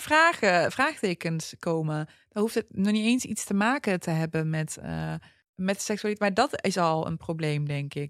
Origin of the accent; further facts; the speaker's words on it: Netherlands; wij zijn Nederlandse Turken